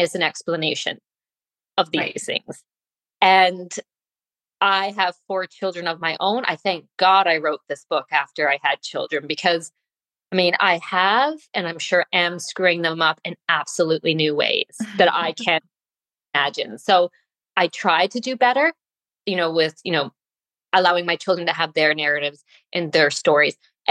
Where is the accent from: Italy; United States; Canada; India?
Canada; I was brought up in Canada